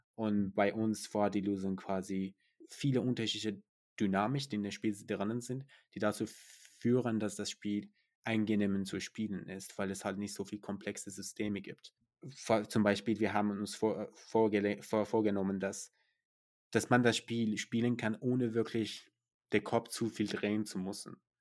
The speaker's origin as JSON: {"language": "German", "country": "Iran", "moved": "yes", "lives_now": "Germany", "said": "Ich komme aus dem Iran"}